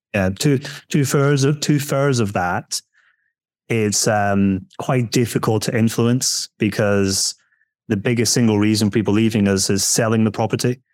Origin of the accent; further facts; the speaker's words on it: Scotland, United Kingdom; moved away; we're building a house at the moment in Scotland, uh, where I'm from, being told my accent